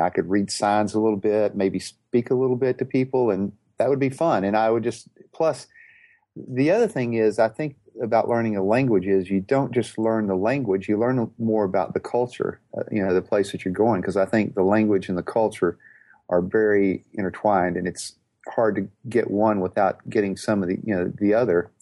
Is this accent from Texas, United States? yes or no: yes; Houston, Texas, United States; I'm from Houston, Texas